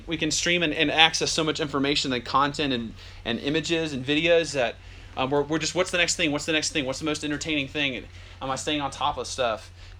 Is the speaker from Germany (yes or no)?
yes; Germany; born there; We're all born in different countries. I was born in Germany.